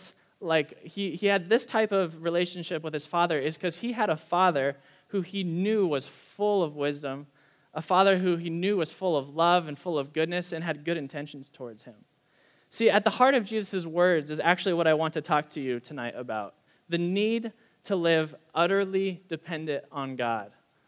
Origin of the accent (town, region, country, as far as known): United States